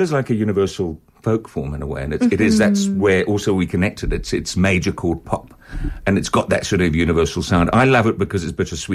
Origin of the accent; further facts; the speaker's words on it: Zambia; I grew up in Zambia